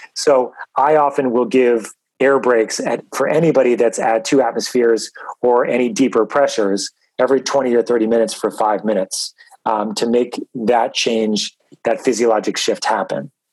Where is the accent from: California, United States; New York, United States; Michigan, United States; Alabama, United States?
New York, United States; I grew up in New York